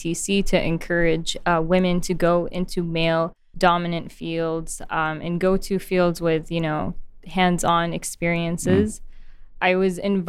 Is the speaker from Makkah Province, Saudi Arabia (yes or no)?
no; Khobar, Eastern Province, Saudi Arabia; also born or lived in Colorado; I'm born and raised in Khabar, Saudi Arabia